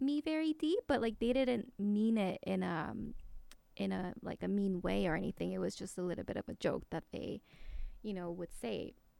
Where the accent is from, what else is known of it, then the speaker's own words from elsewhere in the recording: South Korea; moved away; I grew up in Korea